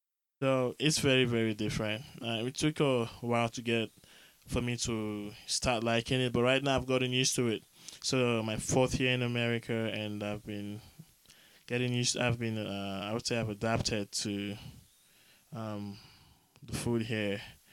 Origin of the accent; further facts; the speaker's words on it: southeastern Nigeria, Nigeria; So I'm from the Efik tribe, southeastern Nigeria.